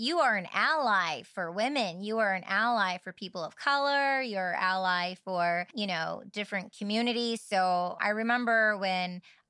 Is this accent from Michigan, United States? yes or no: yes; Michigan, United States; moved away; And growing up in Michigan, it was very limited of languages and words that I was exposed to and heard. And then I went to California.